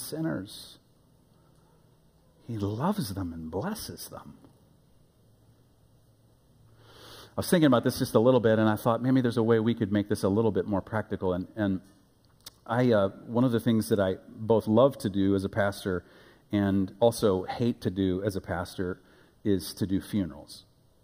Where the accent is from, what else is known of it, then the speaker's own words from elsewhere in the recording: Omaha, Nebraska, United States; also born or lived in Africa; now in Wichita, United States; When I was a boy, growing up in Omaha, Nebraska, my boyhood elementary age, young, born in Africa, moved to Nebraska in my elementary years